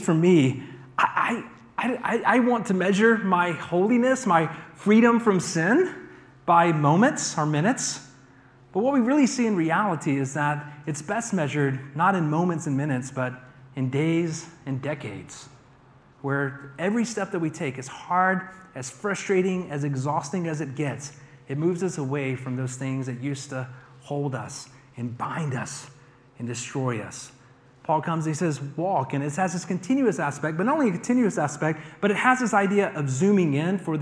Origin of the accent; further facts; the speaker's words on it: United States; us as American Christians